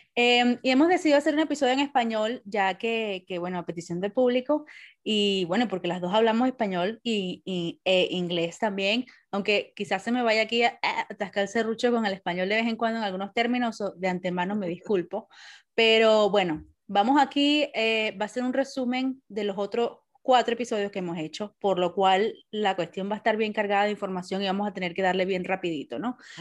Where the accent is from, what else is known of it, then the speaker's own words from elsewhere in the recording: Venezuela; now in Wales, United Kingdom; el año que viene cumplo 20 años que me fui de Venezuela